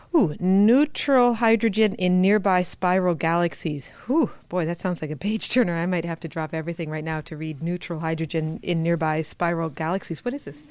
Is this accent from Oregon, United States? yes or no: no; Wisconsin, United States; I grew up in Wisconsin and I know something about cows